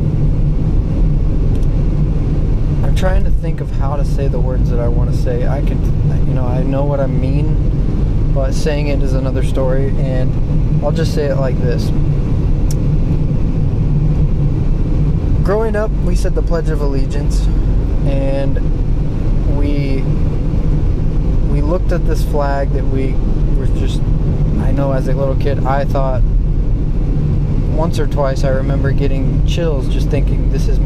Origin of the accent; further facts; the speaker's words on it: United States; We're Americans